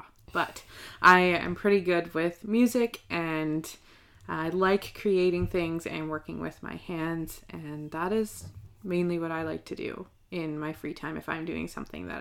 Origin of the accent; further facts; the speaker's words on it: Nanaimo, British Columbia, Canada; I was born here in Nanaimo on Vancouver Island